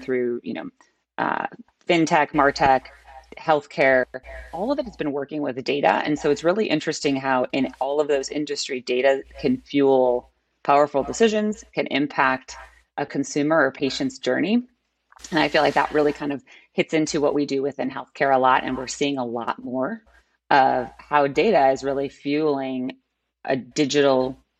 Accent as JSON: {"language": "English", "town": "Chicago", "region": "Illinois", "country": "United States", "tie": "born or raised there", "said": "So I'm a born and bred Chicagoan"}